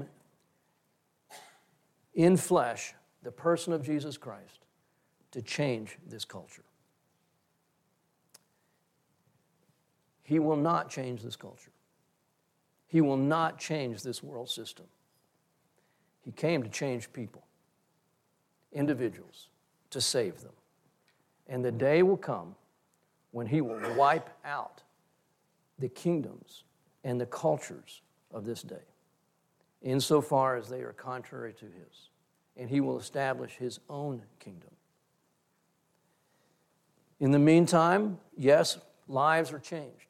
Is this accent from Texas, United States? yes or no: yes; Texas, United States; as a Texan